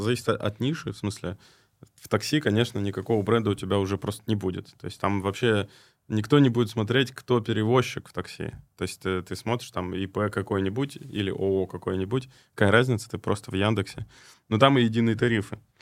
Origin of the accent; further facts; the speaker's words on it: Krasnoyarsk, Krasnoyarsk Krai, Russia; Я в тот момент находился в Красноярске, это вообще мой родной город